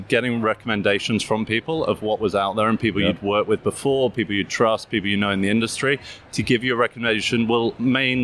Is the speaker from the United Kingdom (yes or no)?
yes; United Kingdom; accent: English; as you get from my accent, UK-based.